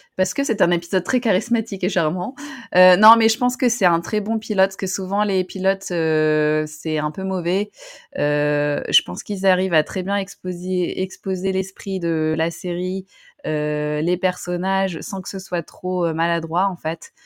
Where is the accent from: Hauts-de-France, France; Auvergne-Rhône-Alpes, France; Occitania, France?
Hauts-de-France, France; Roubaix; moved away; je viens de Roubaix, donc je viens du nord.